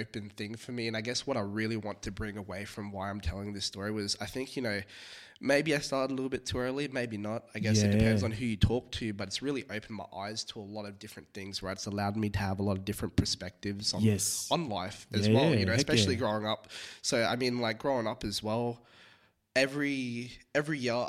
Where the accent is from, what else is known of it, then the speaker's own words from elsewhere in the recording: Perth, Western Australia, Australia; also born or lived in Singapore; I was born in Singapore. My mum's Thai, my dad's American. Yeah. They met over there. Huh. And then I moved over to Australia when I was about 7